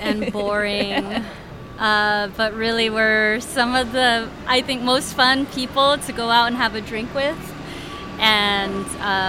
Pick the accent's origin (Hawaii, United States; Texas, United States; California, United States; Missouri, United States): Hawaii, United States; Honolulu; now in San Francisco, United States; I grew up in Hawaii.